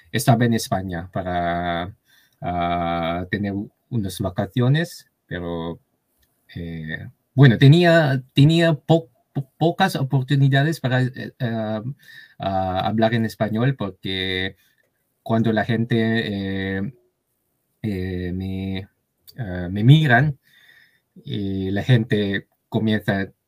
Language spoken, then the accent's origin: Spanish; Japan; Spanish is a second language; now in Tokyo, Japan; soy japonés y vivo aquí en Tokio.